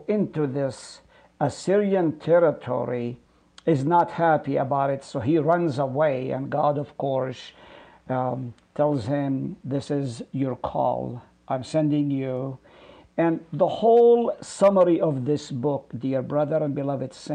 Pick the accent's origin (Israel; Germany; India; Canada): Israel; Haifa, Haifa District; also born or lived in Nazareth; now in Hartford, United States; I was born in Nazareth, and I lived in Haifa, right on the slopes of Mount Carmel, and migrated to the U.S. in 1972